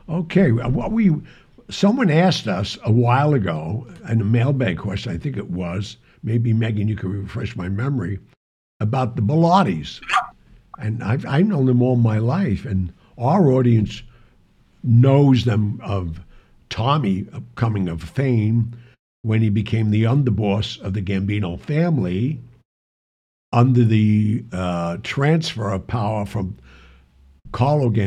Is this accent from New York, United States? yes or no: yes; New York City, New York, United States; I grew up in the West Side.